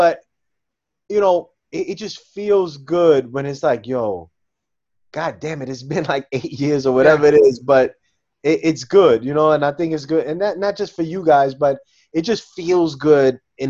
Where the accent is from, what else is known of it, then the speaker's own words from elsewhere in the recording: New York City, New York, United States; I'm a New Yorker.